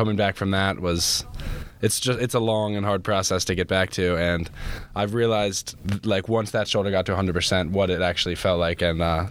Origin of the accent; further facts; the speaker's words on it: Carroll County, Maryland, United States; I grew up in Carroll County, Maryland.